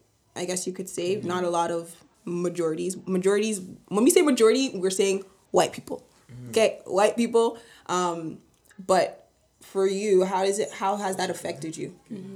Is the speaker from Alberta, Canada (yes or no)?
no; Vaughan, Ontario, Canada; growing up in Vaughan, we've been there since we were like 2 to 3 years old